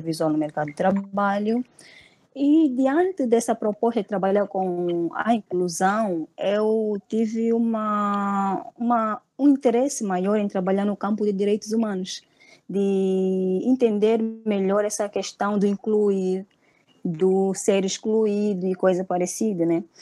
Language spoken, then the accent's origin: Portuguese; Angola; moved away as an adult; now in Brazil; eu vim de Angola por uma bolsa de estudo. Antes estudava na Universidade Agostinho Neto, que é uma universidade pública lá em Angola